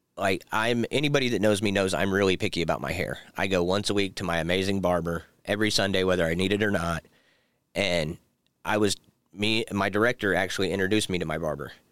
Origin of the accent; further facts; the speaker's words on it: Pendleton, Indiana, United States; now in Anderson, United States; I grew up in, like, Pendleton, Ingalls area, but I moved to the east side of Indianapolis, like, twenty years ago